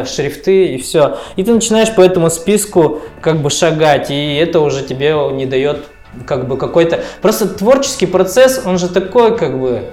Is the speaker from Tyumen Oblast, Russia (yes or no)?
yes; Tyumen, Tyumen Oblast, Russia; мне 36 лет, я родился в Тюмени.